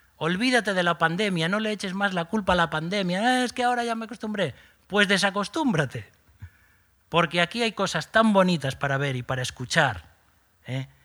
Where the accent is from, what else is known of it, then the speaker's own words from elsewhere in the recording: Galicia, Spain; Somos gallegos